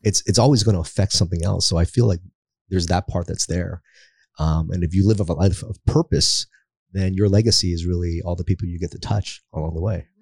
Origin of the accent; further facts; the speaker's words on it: United States; also born or lived in Philippines; we were sponsored to America by a Catholic church